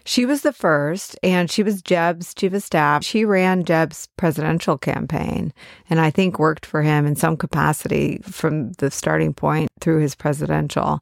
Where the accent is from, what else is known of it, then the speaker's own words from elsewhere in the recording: San Francisco Bay Area, California, United States; moved away; a tie to my hometown